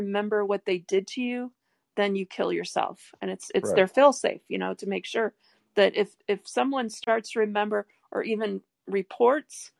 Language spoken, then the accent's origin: English; Detroit, Michigan, United States; moved away; what I grew up with in Detroit